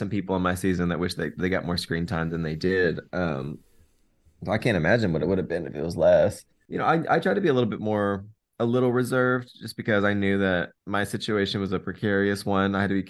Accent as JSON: {"language": "English", "region": "Arkansas", "country": "United States", "tie": "born or raised there", "lives_now": "Las Vegas, United States", "said": "I grew up in Arkansas. I didn't get a chance to really see much of the world. I never even was on a plane before, and now I live in Vegas, so I'm very thankful for the opportunity to get out of Arkansas."}